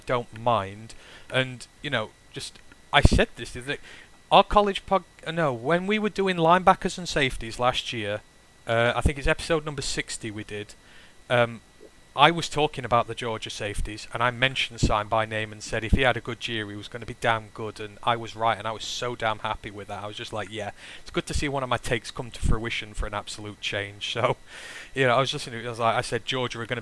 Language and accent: English; United Kingdom